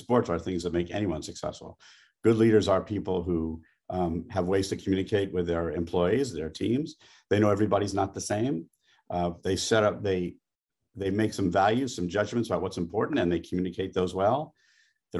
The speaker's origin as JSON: {"language": "English", "region": "New York", "country": "United States", "said": "I'm a New Yorker in everything except professional football"}